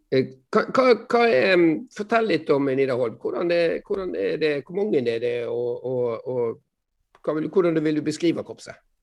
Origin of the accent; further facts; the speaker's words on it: Strilelandet, Vestland, Norway; jeg er jo stril